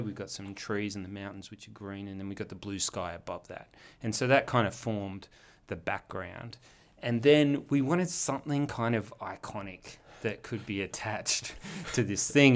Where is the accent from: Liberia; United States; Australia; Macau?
Australia; Wollongong, New South Wales; also born or lived in Melbourne / east coast of the US; I'm actually a Wollongong native, born and bred